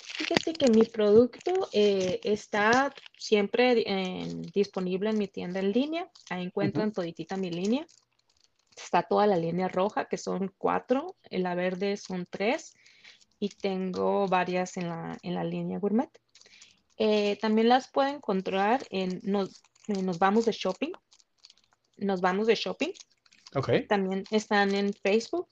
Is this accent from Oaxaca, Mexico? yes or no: no; Sonora, Mexico; moved away as an adult; soy de Sonora